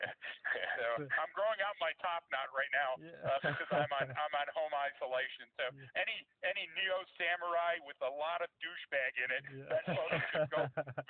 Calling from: Colorado, United States; I'm calling from the Colorado Rockies.

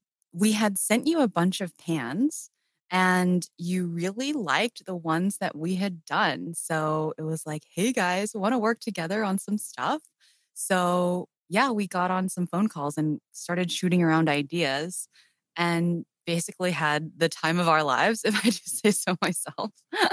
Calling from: Brighton, South East England, United Kingdom; also born or lived in London; I'm calling in from the lovely Brighton, UK. It's a seaside town, sort of a straight shot south from London. We escaped here sort of during the pandemic when London was scarier.

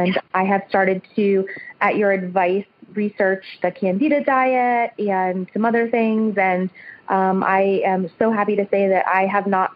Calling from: Northern Virginia, United States; I am calling from Northern Virginia, right outside of D.C.

